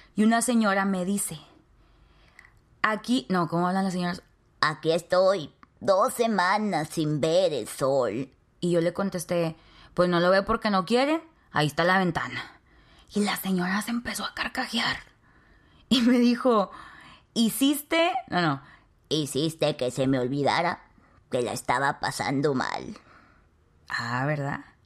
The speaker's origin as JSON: {"language": "Spanish", "town": "Nuevo Laredo", "region": "Tamaulipas", "country": "Mexico", "tie": "born or raised there", "said": "Nuevo Laredo, Tamaulipas, México, la ciudad donde yo nací."}